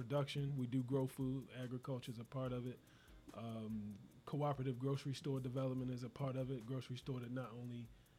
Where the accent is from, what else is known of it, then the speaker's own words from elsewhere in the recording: Baltimore, Maryland, United States; I'm coming in from Baltimore, Maryland